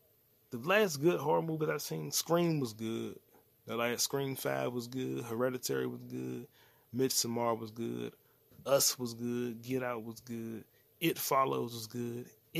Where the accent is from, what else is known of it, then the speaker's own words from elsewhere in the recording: England, United Kingdom; I'm like, I am English. Like, I am British. I am a Brit.